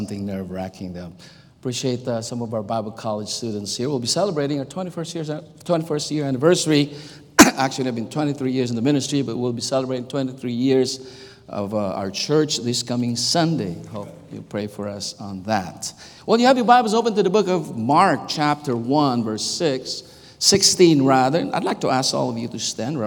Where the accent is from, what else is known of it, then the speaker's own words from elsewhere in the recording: Philippines; English is a second language; moved away; I was born and raised in the Philippines